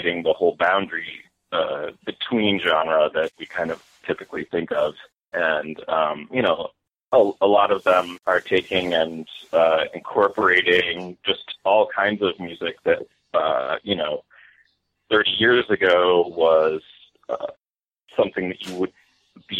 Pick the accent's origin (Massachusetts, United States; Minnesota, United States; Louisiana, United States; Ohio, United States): Massachusetts, United States; Stockbridge; moved away as an adult; also born or lived in Lee, Massachusetts / New York City / Brooklyn; I grew up in Lee and Stockbridge